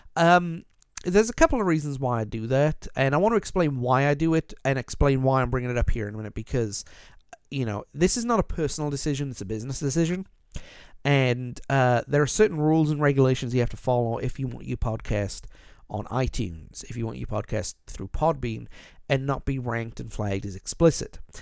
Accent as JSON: {"language": "English", "region": "South Wales valleys", "country": "United Kingdom", "tie": "born or raised there", "said": "Growing up, young lad in the, uh, in the foothills of the South Wales valleys in the United Kingdom"}